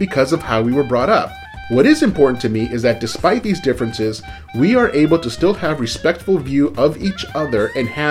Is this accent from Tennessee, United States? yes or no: no; Southern California, United States; I was born and raised in Southern California